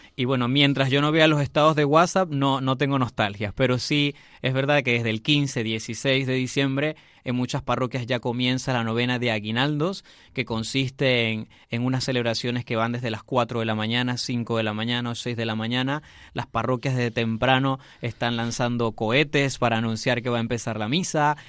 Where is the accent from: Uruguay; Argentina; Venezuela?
Venezuela; moved away as an adult; now in Madrid, Spain; mi ciudad natal